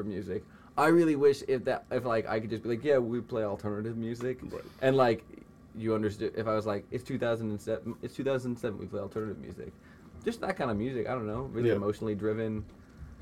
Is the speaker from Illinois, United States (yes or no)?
no; New Hampshire, United States; I'm from New Hampshire